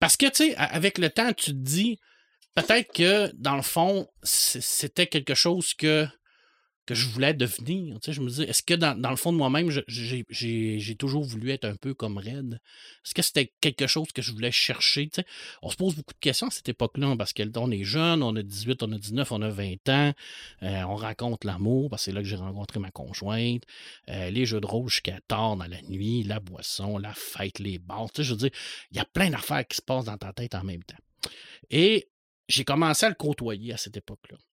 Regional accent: Saguenay, Quebec, Canada; moved away as an adult; now in Rivière-du-Loup, Canada; Je suis natif de Ville-de-l'Abbé, je suis un gars du Saguenay.

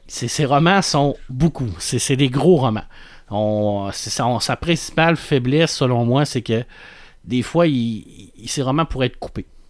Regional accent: Quebec, Canada; on est québécois

